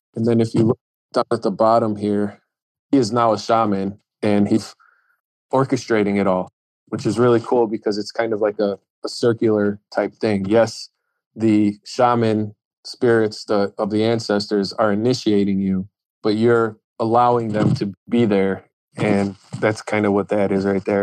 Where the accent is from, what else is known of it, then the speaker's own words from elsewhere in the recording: Chicago, Illinois, United States; I grew up in Chicago